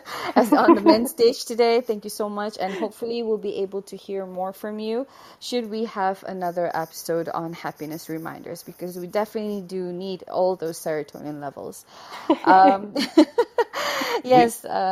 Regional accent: Brunei; I'm from Brunei Darussalam.

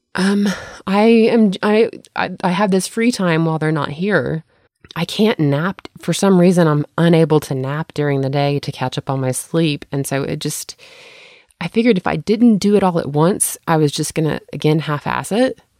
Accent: the South, United States; moved away; I grew up in the South without sprinkler systems

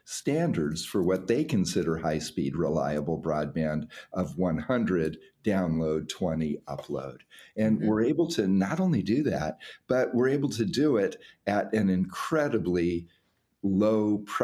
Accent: California, United States; my home state of California

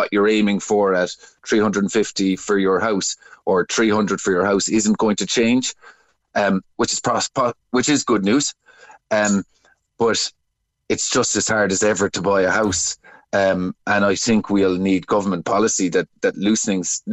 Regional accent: Cork, Munster, Ireland; I'm from Cork

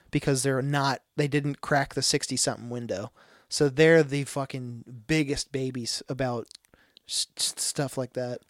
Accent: United States; moved away; I'm from Willow Run

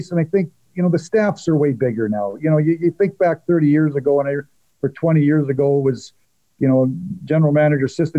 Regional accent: Medicine Hat, Alberta, Canada; moved away as an adult; we're both from Medicine Hat

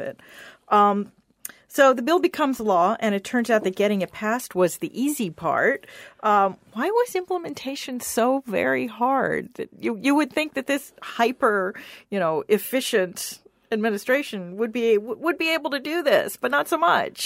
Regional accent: Washington, District of Columbia, United States; I grew up practically on Capitol Hill. Both my parents had worked there

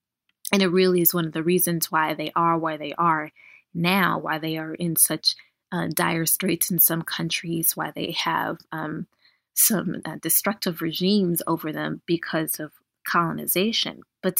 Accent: United States; we are African American as we are born here in this country, and we have African ancestry. However, we have no roots in Africa, in that we don't know where we come from in Africa, and our families are generations removed from Africa.

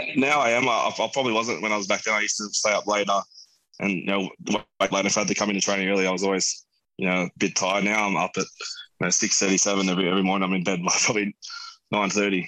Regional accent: Camden, New South Wales, Australia; me as a kid there, growing up in Camden, playing footy

